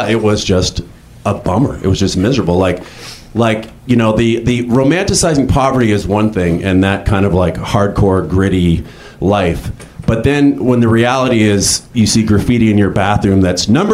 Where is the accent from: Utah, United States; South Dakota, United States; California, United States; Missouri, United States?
California, United States; Northern; moved away as an adult; also born or lived in New York; originally I'm from Northern California